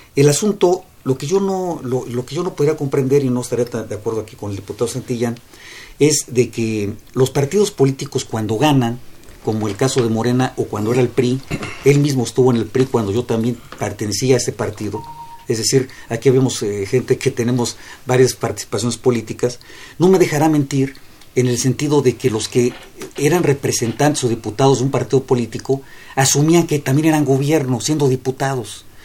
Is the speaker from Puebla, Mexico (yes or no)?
no; Mexico City, Mexico; yo soy gente de la ciudad, aquí vivo y espero aquí morir porque aquí, esta es, este es mi patria chica. Eh, amo a la Ciudad de México